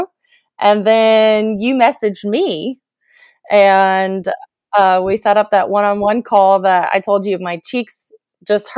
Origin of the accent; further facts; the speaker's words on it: Illinois, United States; I was born and raised in Illinois in the USA in a very small town